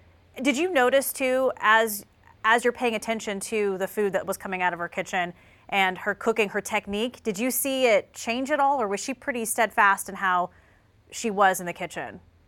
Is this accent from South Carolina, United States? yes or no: yes; South Carolina, United States; I'm from South Carolina